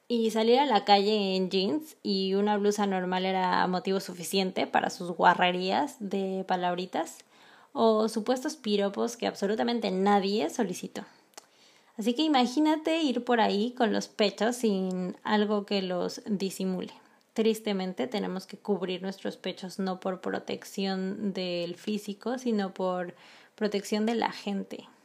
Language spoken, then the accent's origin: Spanish; Mexico; moved away as an adult; como mexicana